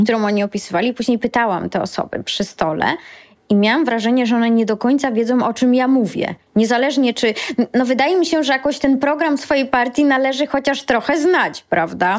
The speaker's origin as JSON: {"language": "Polish", "region": "Lower Silesian Voivodeship", "country": "Poland", "tie": "born or raised there", "said": "pochodzę z Dolnego Śląska i jak chodziłam do wczesnej podstawówki, to u nas nie uczono w podstawówce angielskiego"}